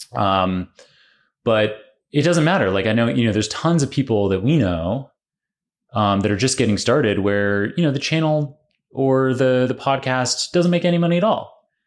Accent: Canada; also born or lived in Oxford; now in New York, United States; I'm Canadian originally

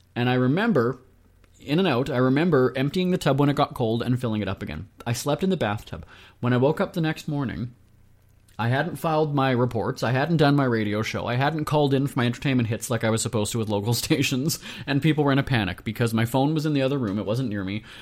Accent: Winnipeg, Manitoba, Canada; I'm a guy from Winnipeg

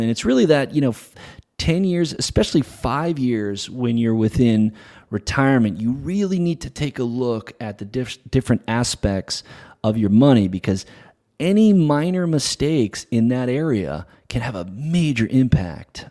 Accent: New England, United States; now in La Jolla, United States; I'm a Patriots guy, so uh, after growing up in New England

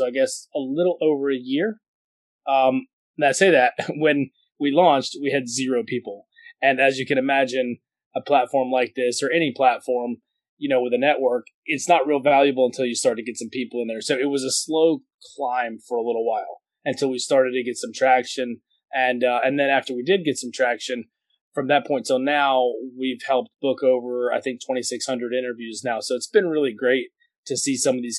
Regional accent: Atlanta, Georgia, United States; I'm in Atlanta, Georgia.

